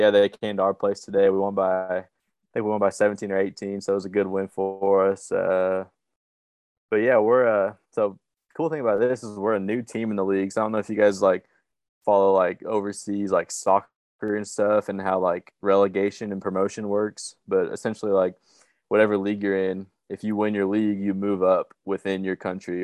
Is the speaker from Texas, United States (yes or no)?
yes; Flower Mound, Texas, United States; moved away as an adult; also born or lived in Oklahoma; now in Czech Republic; I'm from Flyer Mound, Texas, same hometown as Preston.